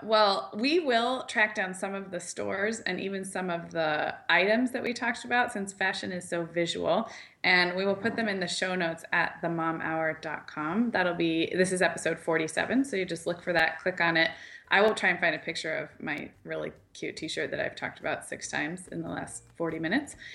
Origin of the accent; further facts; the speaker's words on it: Santa Barbara, California, United States; moved away; also born or lived in Chicago; I grew up in Santa Barbara where there's, like, there was, like, a good grunge and, like, vintage scene